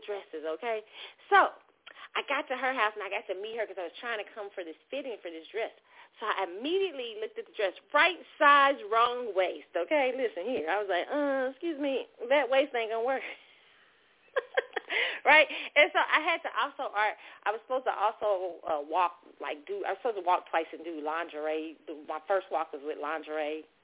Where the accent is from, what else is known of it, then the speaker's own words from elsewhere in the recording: Kansas City, Missouri, United States; moved away; my hometown, Kansas City